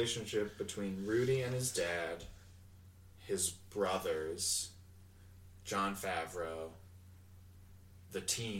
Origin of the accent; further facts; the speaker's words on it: Edmonton, Alberta, Canada; I'm from Canada. I'm from Alberta. From Edmonton.